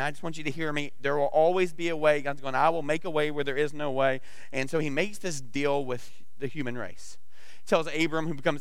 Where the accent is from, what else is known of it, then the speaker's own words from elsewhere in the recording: the South, United States; I'm from the South